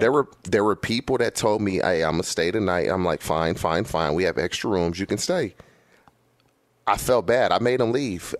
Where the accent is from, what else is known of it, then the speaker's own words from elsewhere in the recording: California, United States; been in California my entire life.